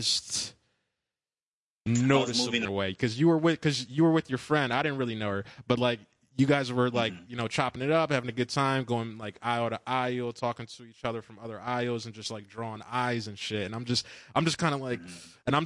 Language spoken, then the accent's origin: English; United States; growing up in America